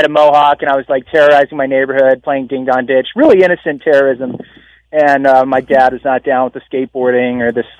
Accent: Virginia, United States; now in San Diego, United States; This was in Southern Virginia. So I'm born and raised Virginia. I live in San Diego now and went to Virginia Tech.

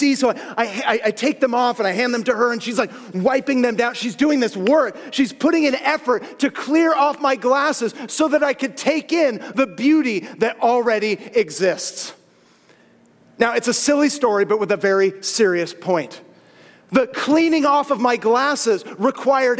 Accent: Southern California, United States; born and raised, Southern California

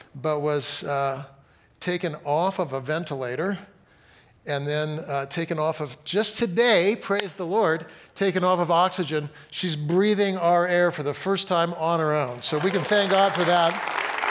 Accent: Fresno, California, United States; I grew up in Fresno, got married in Fresno

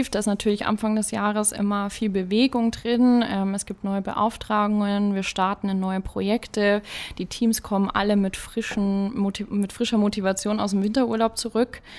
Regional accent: Münchsmünster, Bavaria, Germany; Ja, ich komme aus Münzmünster. Äh, für die, die das kennen, das ist 20 Kilometer von hier.

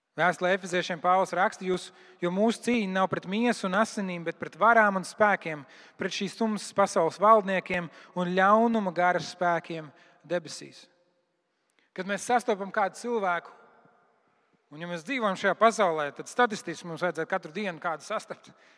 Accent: Latvia; mēs esam latvieši

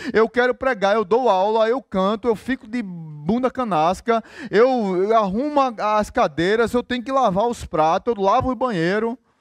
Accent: Recife, Pernambuco, Brazil; now in Natal, Brazil; Sou de Recife

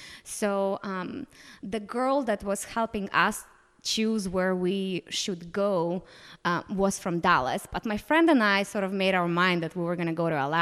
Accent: Moldova; Moldova specifically, just going to my home country, like, let's go explore the rest of the world.

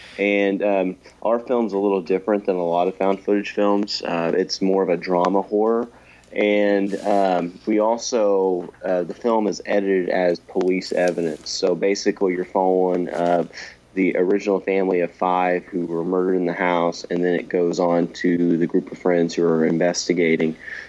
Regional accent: Sumner, Illinois, United States; and I'm an independent filmmaker from southeastern Illinois. The whole film was actually shot in my hometown of Sumner, Illinois.

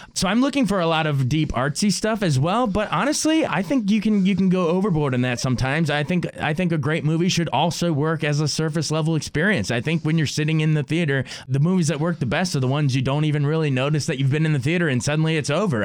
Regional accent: United States; as an American

